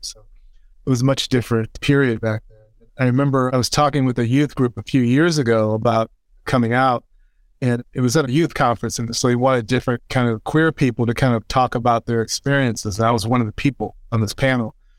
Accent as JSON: {"language": "English", "area": "just outside of Saint Louis", "region": "Missouri", "country": "United States", "tie": "born or raised there", "said": "I'm born and raised in Missouri, uh, just outside of Saint Louis, Missouri. Grew up in the suburbs."}